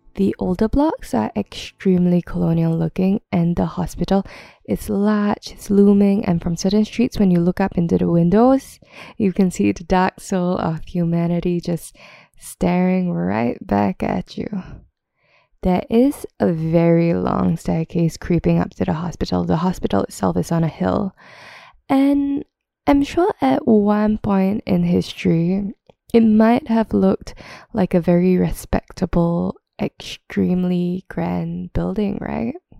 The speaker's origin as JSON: {"language": "English", "country": "Singapore", "tie": "born or raised there", "said": "growing up in Singapore"}